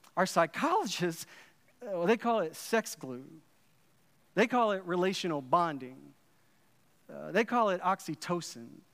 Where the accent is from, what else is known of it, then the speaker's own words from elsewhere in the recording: Dallas, Texas, United States; I grew up in Dallas, Texas, uh, in the eighties and nineties